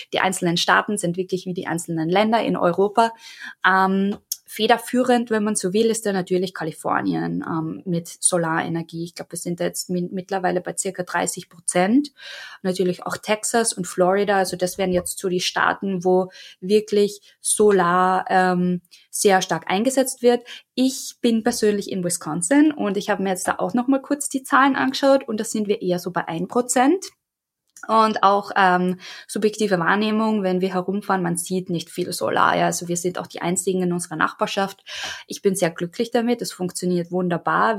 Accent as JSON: {"language": "German", "country": "Austria", "moved": "as an adult", "lives_now": "United States", "said": "ich bin ja ursprünglich aus Österreich und lebe jetzt seit drei Jahren in Amerika"}